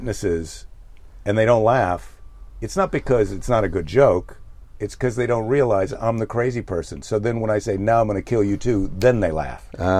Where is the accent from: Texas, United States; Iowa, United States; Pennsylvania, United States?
Iowa, United States; now in California, United States; I'm from Iowa, and you move to California